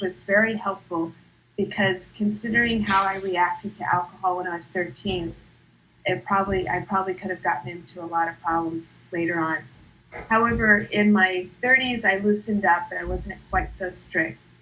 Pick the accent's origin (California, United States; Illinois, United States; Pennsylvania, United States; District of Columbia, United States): California, United States; Santa Clara; I'm from the South Bay in Santa Clara